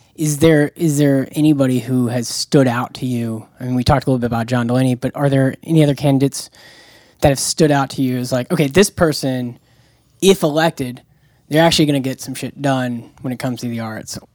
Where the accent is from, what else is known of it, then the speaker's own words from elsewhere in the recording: Jacksonville, Florida, United States; I'm from Jacksonville, Florida.